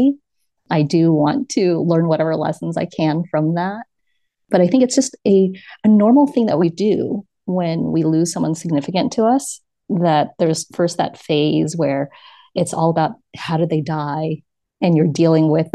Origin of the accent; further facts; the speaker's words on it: New York City, New York, United States; moved away as an adult; now in Lisbon, Portugal; my hometown of New York City